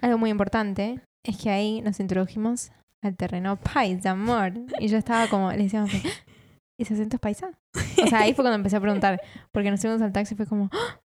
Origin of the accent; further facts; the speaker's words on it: Argentina; al toque me sacaban que era Argentina.